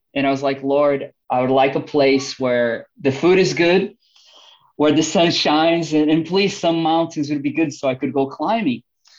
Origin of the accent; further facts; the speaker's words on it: Brazil; accent: Brazilian; moved away as an adult; also born or lived in United States; now in London, United Kingdom; I know my good Texan accent probably will fool you, but this is a Brazilian accent. I was brought up in a really small town close to the mountains